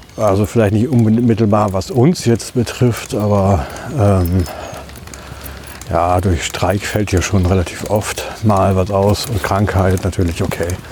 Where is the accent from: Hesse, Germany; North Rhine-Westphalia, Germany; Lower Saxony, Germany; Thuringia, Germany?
North Rhine-Westphalia, Germany; Ibbenbüren; now in Düsseldorf, Germany; die Wohnungslage in meiner Heimatstadt war ja eher angespannt